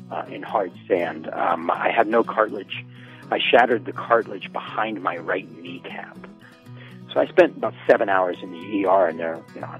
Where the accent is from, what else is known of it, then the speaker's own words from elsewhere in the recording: El Salvador; born there; also born or lived in Latin America; I've spent a large part of my life overseas in Latin America. Um, I, uh, I was born in El Salvador, actually a month premature in my parents' bedroom.